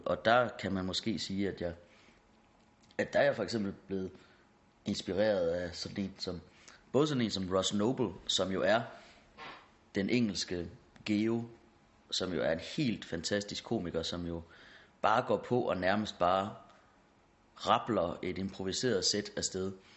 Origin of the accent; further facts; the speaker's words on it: Hårby, Central Denmark Region, Denmark; moved away; also born or lived in Aarhus / Copenhagen; jeg er fra Hårby